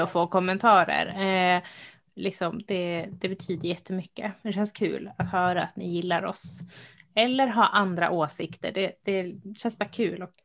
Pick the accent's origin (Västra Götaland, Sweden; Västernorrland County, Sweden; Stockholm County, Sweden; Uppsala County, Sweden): Uppsala County, Sweden; Uppsala; moved away; jag är ju från Uppsala, eh, som vi kanske har nämnt någon gång. Så min liksom, nu bor jag inte där längre